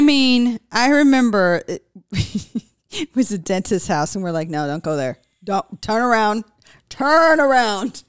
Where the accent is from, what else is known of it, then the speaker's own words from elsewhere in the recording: California, United States; I grew up in California, so the weather wasn't bad